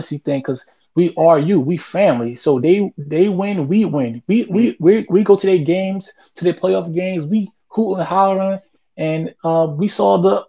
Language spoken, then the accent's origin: English; Newark, New Jersey, United States; I'm from Newark